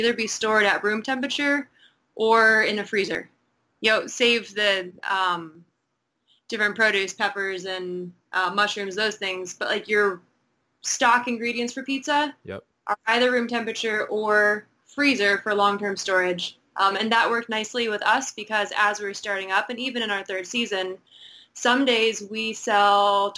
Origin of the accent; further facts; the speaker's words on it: Indiana, United States; now in US Virgin Islands; I'm originally from Indiana